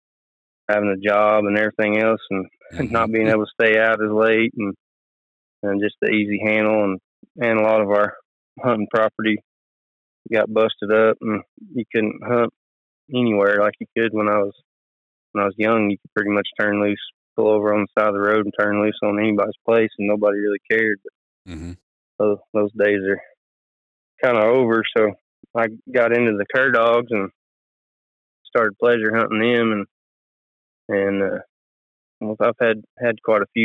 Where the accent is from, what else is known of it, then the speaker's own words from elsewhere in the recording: Okemah, Oklahoma, United States; I'm from Okemo, Oklahoma.